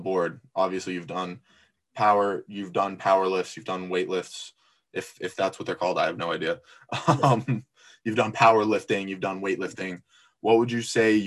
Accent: Florida, United States; moved away as an adult; now in New Hampshire, United States; Florida, I grew up in Florida, and Florida has high school weightlifting

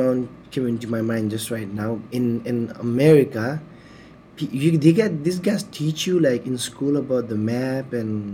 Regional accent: Nepal; now in Hong Kong; I'm from Nepal

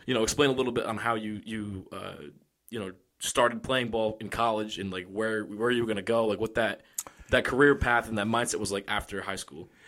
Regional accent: Johnston, Rhode Island, United States; I grew up here in Johnston

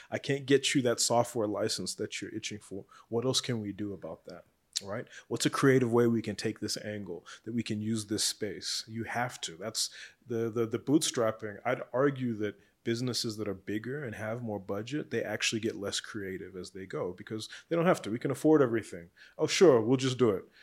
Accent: South Africa; as South African entrepreneurs

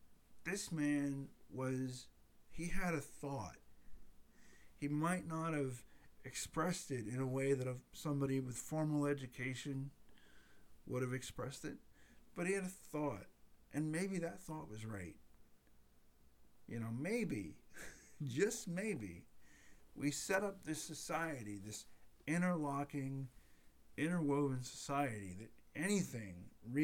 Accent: United States; I'm an American

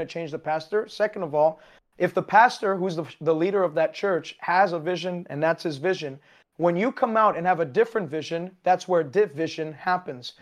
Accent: Canada; I am Canadian.

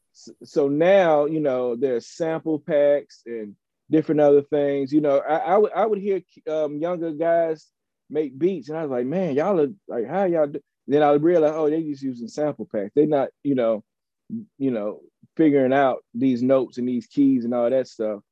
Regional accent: Chattanooga, Tennessee, United States; moved away; also born or lived in Nashville / Atlanta; I hail from Chattanooga, Tennessee, by way of Nashville and Atlanta

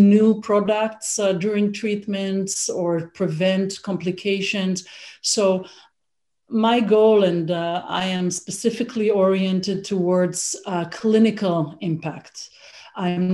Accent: Israel; moved away as an adult; also born or lived in Toronto, Canada; now in Canada; I grew up in Israel. I studied medicine in Israel, and I did my residency over there

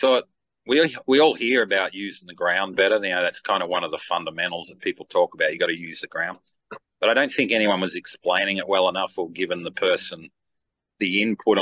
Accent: Australia; I'm from Down Under

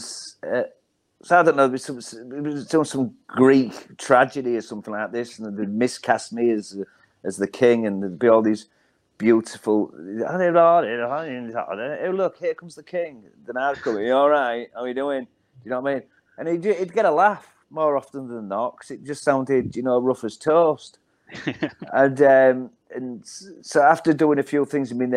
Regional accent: Hull, Yorkshire and the Humber, United Kingdom; moved away as an adult; also born or lived in Wirral; growing up in Hull, in the 80s

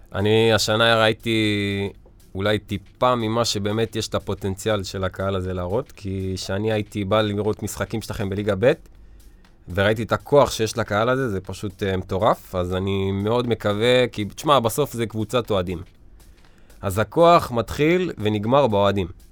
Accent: Ashkelon, Southern District, Israel; כשהיינו בליגת העל באשקלון

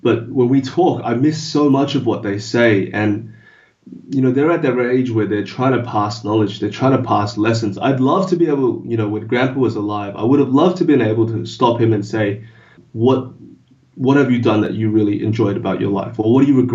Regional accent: Australia; first language English

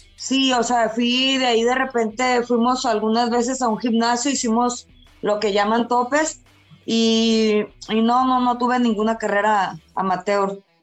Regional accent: Culiacán, Sinaloa, Mexico; moved away as an adult; now in Guadalajara, Mexico; un apellido muy típico de allá de mi tierra de Culiacán

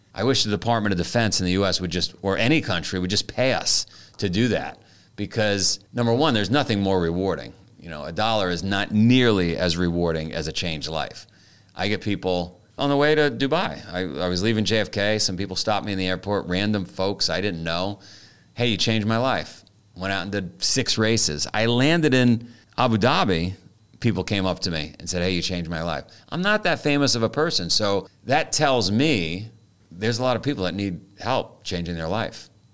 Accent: New York City, New York, United States; I grew up in Queens in the nineteen seventies.

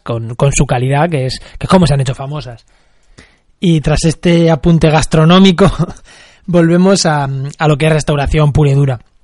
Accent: Munera, Castilla-La Mancha, Spain; Munera en Albacete, que es mi pueblo

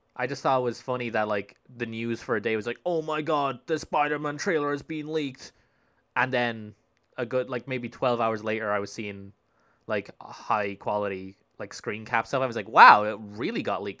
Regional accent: Spain; moved away; I grew up in Spain

